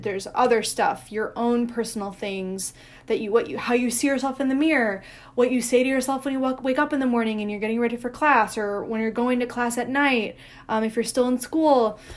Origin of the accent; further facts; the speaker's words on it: Barrington, Illinois, United States; also born or lived in Chicago; I grew up dancing in Chicago